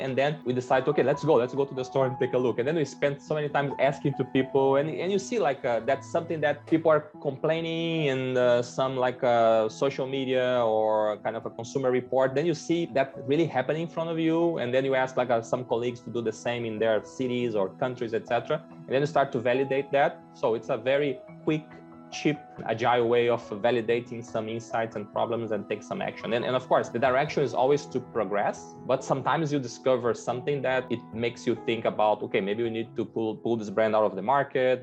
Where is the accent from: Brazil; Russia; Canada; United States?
Brazil; accent: Brazilian; English is a second language; moved away; I'm Brazilian. So I started my career in Coca-Cola back in Brazil